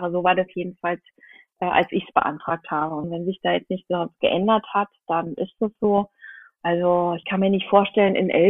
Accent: Brandenburg, Germany; now in Berlin, Germany; Und ich äh, stamme nicht aus Berlin, ich stamme aus dem Land Brandenburg. Und da gibt es meine Eltern

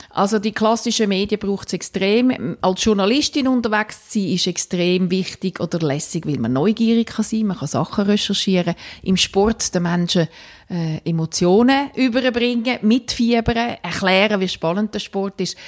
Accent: Winterthur, Zurich, Switzerland; now in Rapperswil-Jona, Switzerland; Ich bin in Winterthur aufgewachsen, lebe jetzt mit der Familie in Rapperschwil-Jona.

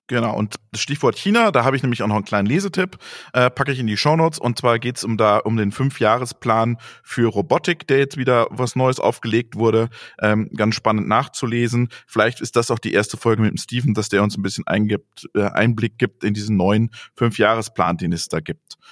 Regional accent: Greven, North Rhine-Westphalia, Germany; aus meiner Heimat, aus Gräfen

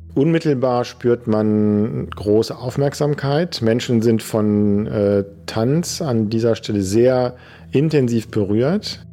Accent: Düsseldorf, North Rhine-Westphalia, Germany; Ich war Messdiener in der Gemeinde, wo ich herkomme. Das ist am Stadtrand von Düsseldorf.

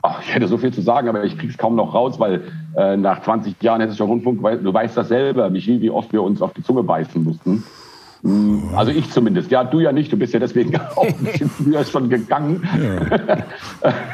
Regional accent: Frankfurt, Hesse, Germany; born or raised there; moved away as an adult; also born or lived in Düsseldorf / Milan; now in Spain

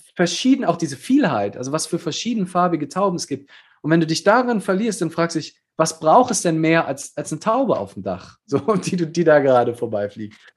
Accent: Germany; wir als Deutsche

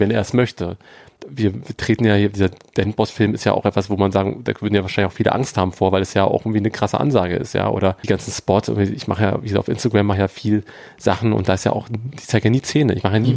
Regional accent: Berlin, Germany; ich bin am, hier am Arnauer Platz aufgewachsen in Charlottenburg

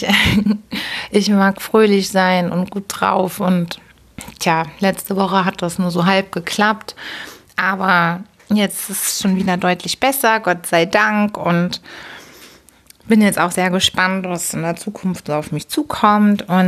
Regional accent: Hamburg, Germany; born there; Als gebürtige Hamburgerin, als Hamburger Dern war mir nicht bewusst, dass man in der Elbe wirklich so richtig baden kann.

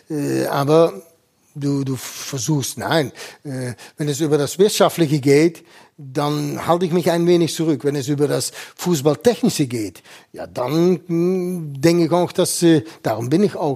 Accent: Eindhoven, North Brabant, Netherlands; born there; ich bin jetzt in Eindhoven, das ist meine Geburtsort.

